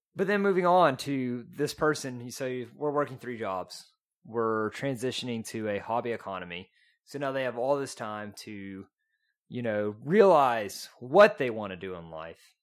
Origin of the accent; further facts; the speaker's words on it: East Texas, United States; accent: East Texan; I grew up in East Texas.